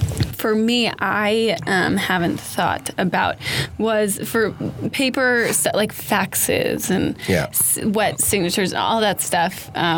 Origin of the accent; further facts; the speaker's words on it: Summit, New Jersey, United States; I'm from New Jersey